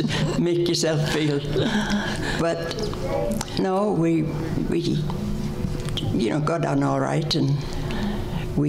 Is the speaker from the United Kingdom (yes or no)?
yes; England, United Kingdom; moved away as an adult; now in Canada; I was born in England. We came over to Canada in 1957